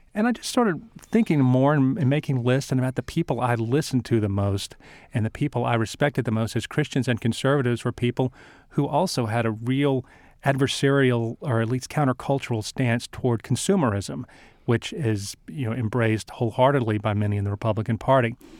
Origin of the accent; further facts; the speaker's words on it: South Louisiana, United States; I grew up in South Louisiana